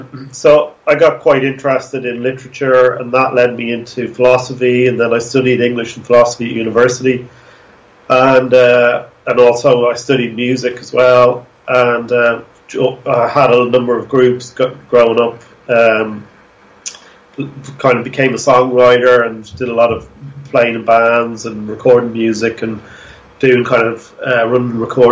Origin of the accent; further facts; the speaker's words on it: Dublin, Leinster, Ireland; Okay, well, I'm actually from Dublin, so you're still interviewing an East Coast.